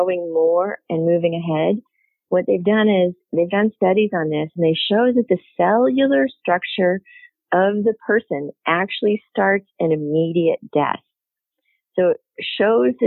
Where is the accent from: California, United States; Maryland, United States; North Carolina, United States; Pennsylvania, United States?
Pennsylvania, United States; near Pittsburgh; I grew up near Pittsburgh